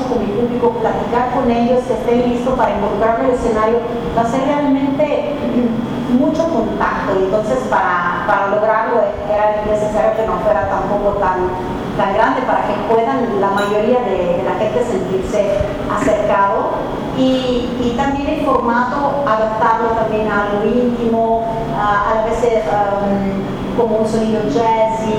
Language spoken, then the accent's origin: Spanish; Italy; now in Mexico; No he ido en Italia desde que mi mamá me dejó, porque yo asociaba mucho el regreso a mi país como regreso a sus brazos.